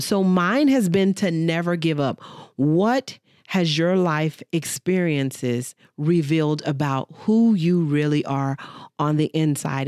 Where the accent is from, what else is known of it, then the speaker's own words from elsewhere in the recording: Dallas, Texas, United States; I grew up, born and raised in Dallas, Texas